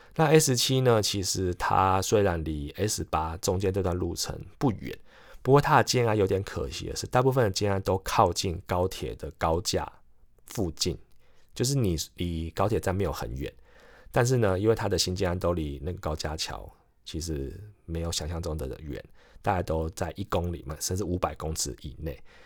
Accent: Kaohsiung, Taiwan; moved away as an adult; now in Taipei, Taiwan; 我本身是高雄人，然后北漂台北工作了几十年这样子

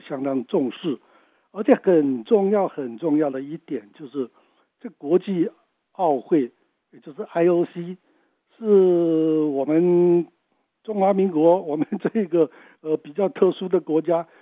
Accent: Taiwan; 我们台湾人

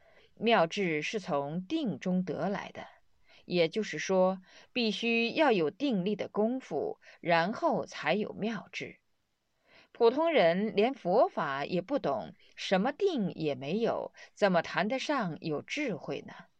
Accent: Sichuan, China; 刚刚来了以后是到河南，后几年住在我的家乡，在雾中山建立的庙宇。

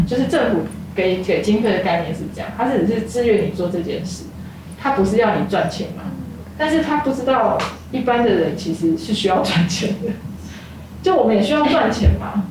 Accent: Taipei, Taiwan; moved away as an adult; now in Dulan, Taitung, Taiwan; 因为我是台北人嘛

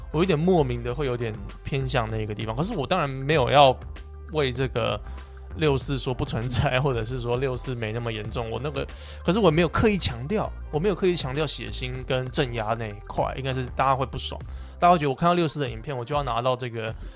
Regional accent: Taiwan; 我就住在台湾，我在这边长大

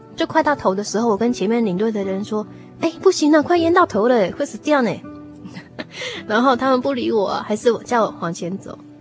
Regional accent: Taiwan; 我小时候在眷村长大

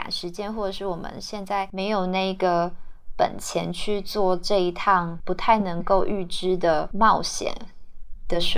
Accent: Tainan, Taiwan; moved away as an adult; also born or lived in Pingtung / Taipei; now in Taichung, Taiwan; 我就是回到台南家住，然后。呃，比较有意识的，也比较刻意的，想要去重新了解这个我呃从小长大的这个城市，这样。

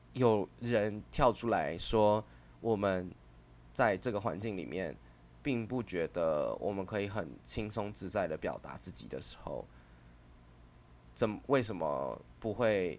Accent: Taiwan; 身为台湾人

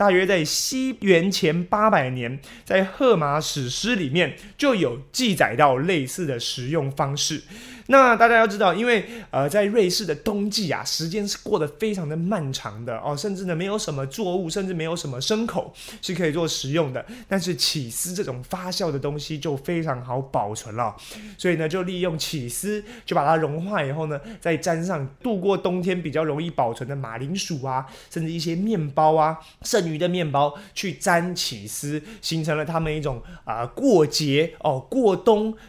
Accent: Taiwan; 我们台湾人常吃到的各式各样的火锅

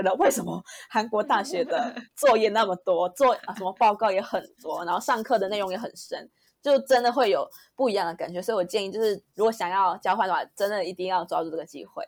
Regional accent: Malaysia; moved away as an adult; 我是马来西亚人

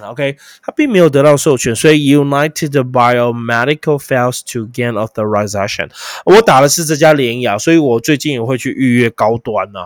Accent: Taiwan; 毕竟我们是台湾人啊

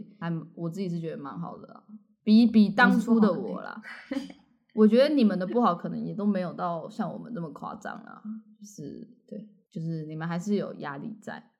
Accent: southern Taiwan, Taiwan; 我第一次感觉到我跟北部小孩的不同，就是我在国际学校的时候，就他们会说我有一个口音

